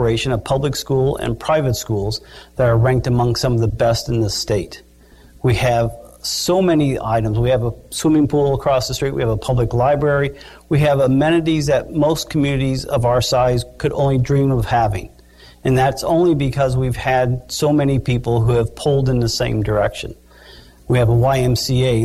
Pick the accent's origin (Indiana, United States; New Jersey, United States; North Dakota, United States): Indiana, United States; Batesville; I was a youngster growing up in Batesville 100 years ago